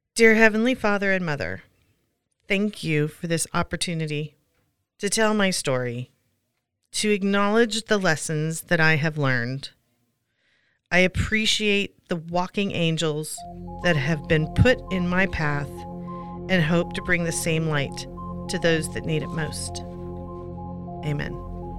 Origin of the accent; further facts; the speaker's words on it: Pacific Northwest, United States; Growing up in the Pacific Northwest, we would visit our grandparents at Long Beach, Washington